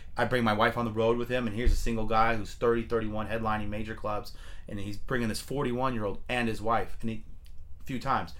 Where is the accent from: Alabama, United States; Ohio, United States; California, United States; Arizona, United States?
California, United States; Fremont; Because we're from Fremont.